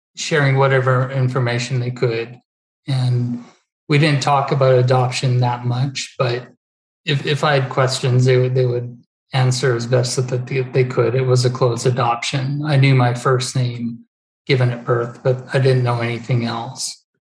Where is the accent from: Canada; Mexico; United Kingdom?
Canada; Peace River, Alberta; also born or lived in Hanna, Alberta; I grew up in Peace River